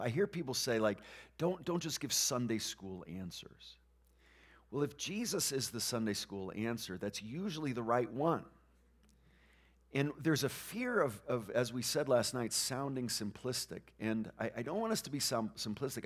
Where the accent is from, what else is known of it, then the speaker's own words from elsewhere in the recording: New England, United States; moved away; we grew up in New England where there are very few Christians